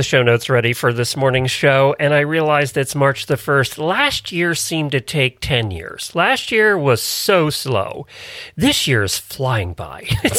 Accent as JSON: {"language": "English", "town": "Ocala", "region": "Florida", "country": "United States", "said": "I am … from Ocala, Florida."}